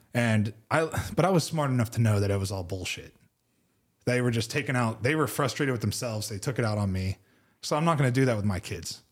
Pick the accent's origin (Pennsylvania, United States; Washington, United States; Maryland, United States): Pennsylvania, United States; Pittsburgh; I grew up in Pittsburgh.